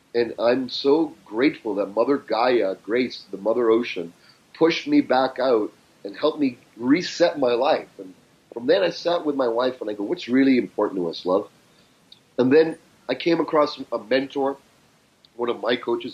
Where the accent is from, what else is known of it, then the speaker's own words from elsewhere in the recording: Canada; accent: Canadian; I grew up in Canada.